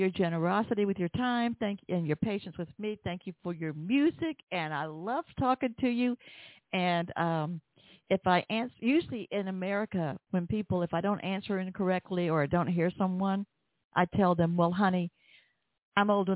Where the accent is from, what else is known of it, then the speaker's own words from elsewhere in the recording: the South, United States; accent: Southern; my Southern accent